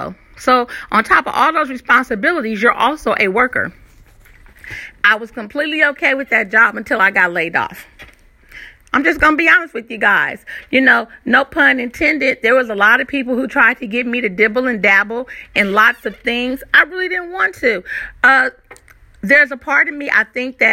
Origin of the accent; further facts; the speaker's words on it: California, United States; moved away as an adult; also born or lived in Virginia Beach, Virginia / Moyock, North Carolina; now in North Carolina, United States; originally I am from California, and we came out to Virginia Beach, and now we're here in North Carolina